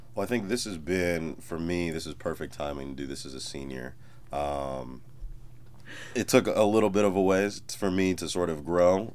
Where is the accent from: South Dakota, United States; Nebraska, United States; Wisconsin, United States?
Wisconsin, United States; Madison; moved away as an adult; now in Columbia, United States; I'm originally from Madison, Wisconsin, so I'm from a place where homecoming's just a day.